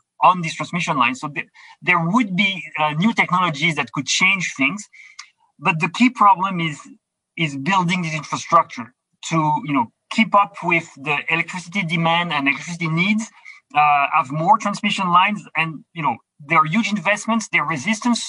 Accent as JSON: {"language": "English", "region": "Quebec", "country": "Canada", "said": "I'm from Quebec"}